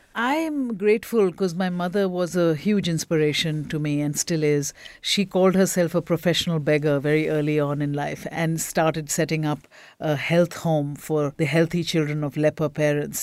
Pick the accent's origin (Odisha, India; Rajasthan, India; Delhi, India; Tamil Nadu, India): Odisha, India; Bhubaneswar; now in Uganda; I grew up in a very small town in Bhubaneswar, Orissa, East India